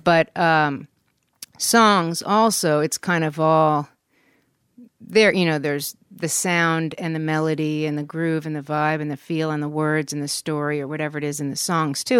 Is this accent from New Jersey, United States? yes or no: yes; West Orange, New Jersey, United States; moved away as an adult; also born or lived in Germany / New York City / Taos, New Mexico / New Orleans; now in Los Angeles, United States; I was born in Germany, but I grew up in New Jersey, West Orange, New Jersey.